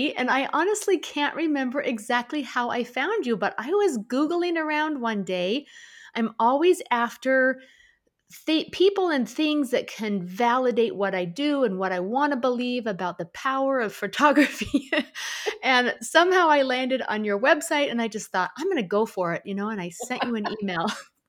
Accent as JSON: {"language": "English", "town": "Seattle", "region": "Washington", "country": "United States", "tie": "born or raised there", "said": "I grew up in Seattle, so that's the secret."}